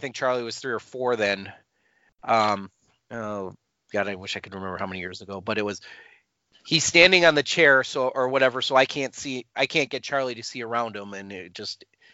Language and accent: English; England, United Kingdom; now in United States; As an English expat